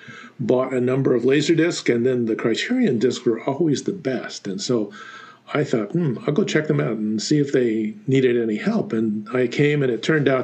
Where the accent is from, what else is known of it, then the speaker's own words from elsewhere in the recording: Los Angeles, California, United States; I grew up in Silver Lake in Los Angeles